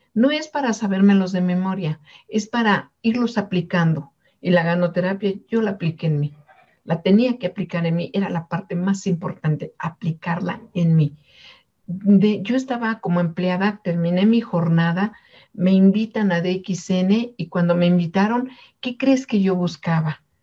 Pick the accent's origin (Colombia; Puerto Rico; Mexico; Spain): Mexico; somos de México